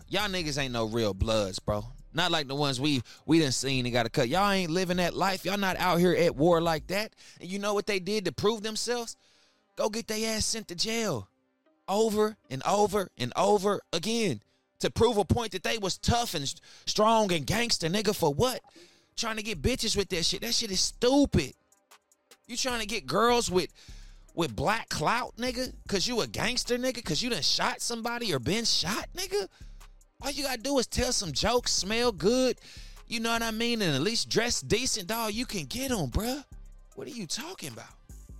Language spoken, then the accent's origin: English; Charleston, West Virginia, United States; I remember I grew up in Charleston, West Virginia, man.